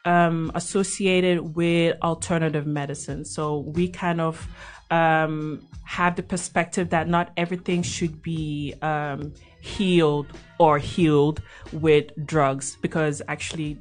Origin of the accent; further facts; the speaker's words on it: Belgium; moved away as an adult; now in Netherlands; I was born and bred in Belgium